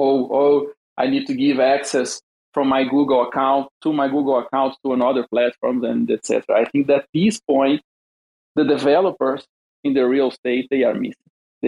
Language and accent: English; Brazil; English is a second language; I'm from Brazil.